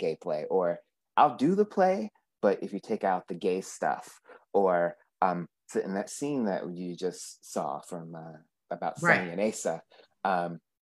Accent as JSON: {"language": "English", "region": "East Coast", "country": "United States", "moved": "yes", "said": "I'm from the East Coast"}